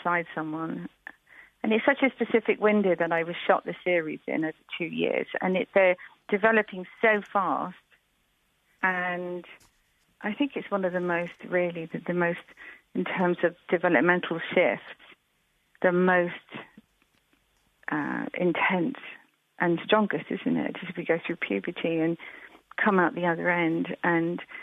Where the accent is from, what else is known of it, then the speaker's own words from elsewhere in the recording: Brighton, South East England, United Kingdom; moved away as an adult; now in Devon, United Kingdom; I grew up in Brighton